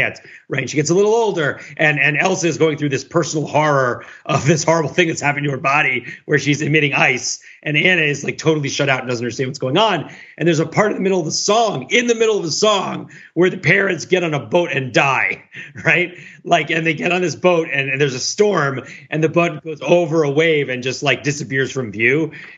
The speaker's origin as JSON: {"language": "English", "country": "China", "said": "I come from China."}